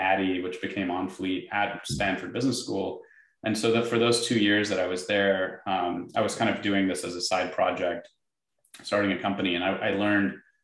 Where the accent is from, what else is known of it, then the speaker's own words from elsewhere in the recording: Dubai, United Arab Emirates; moved away; where I grew up in Dubai